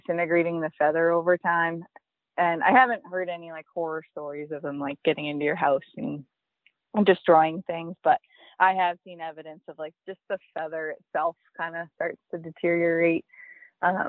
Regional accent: New Hampshire, United States; also born or lived in Wyoming; now in Maine, United States; So my whole family has been from Maine except for me. I was born in New Hampshire, so I always wanted to be in Maine as a kid

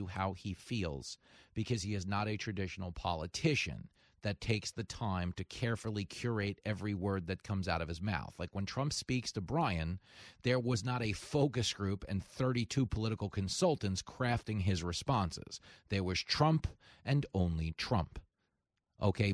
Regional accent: Levittown, New York, United States; my hometown of Levittown, which is, you know, a few miles away from where we live now.

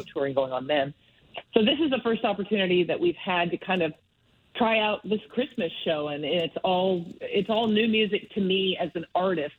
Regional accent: Medicine Hat, Alberta, Canada; now in Calgary, Canada; I, I grew up mostly in Medicine Hat

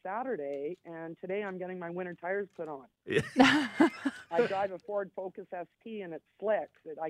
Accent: Canada; also born or lived in California; now in Evansburg, Canada; I'm not from California. I'm from Canada, but I lived there for 22 years. I've only been home for 6 years.

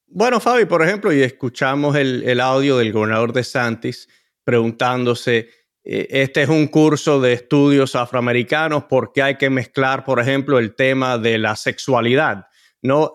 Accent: United States; yo nací en este país

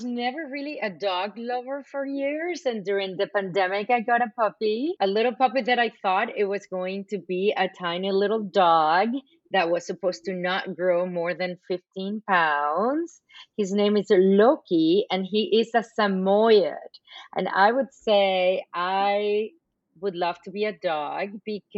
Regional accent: Venezuela; English is a second language; moved away as an adult; also born or lived in Boston, United States / California, United States / China; now in United States; I'm fluent in Spanish because I'm from Venezuela.

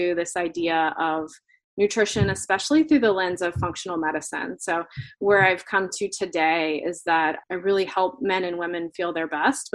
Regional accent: Florida, United States; moved away; I grew up in Florida

